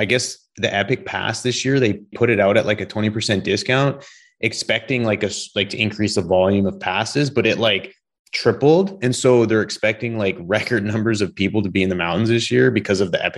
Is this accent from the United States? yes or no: no; British Columbia, Canada; I've never done backcountry growing up in British Columbia.